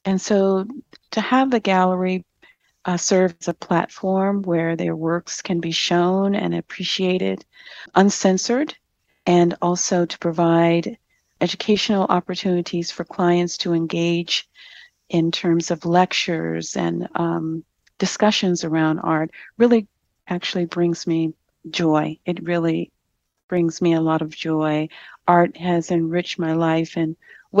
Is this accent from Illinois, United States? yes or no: yes; Chicago, Illinois, United States; growing up in Chicago